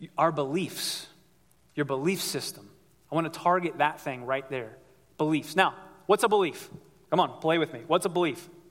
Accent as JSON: {"language": "English", "region": "Ohio", "country": "United States", "tie": "born or raised there", "said": "I'm from Ohio"}